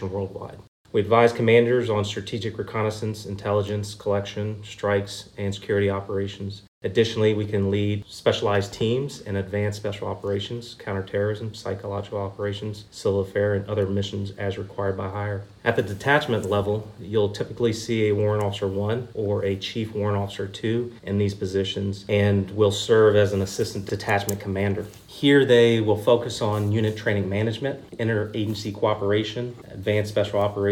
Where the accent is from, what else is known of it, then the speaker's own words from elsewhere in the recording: Hampton, Virginia, United States; I'm from Hampton, Virginia